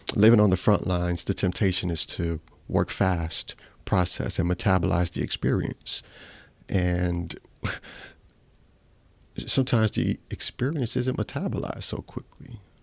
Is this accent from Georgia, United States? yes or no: yes; Atlanta, Georgia, United States; also born or lived in Ghana; I was born in Ghana, lived there for seven years, came and immigrated to the United States, to Southwest Atlanta.